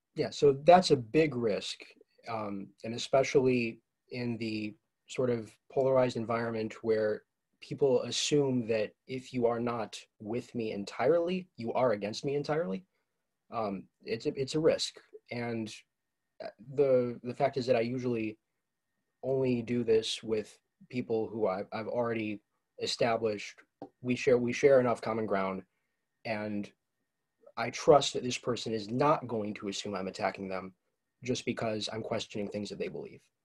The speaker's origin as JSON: {"language": "English", "town": "Ann Arbor", "region": "Michigan", "country": "United States", "also_born_or_lived": "Detroit area", "said": "I'm from Ann Arbor, Michigan"}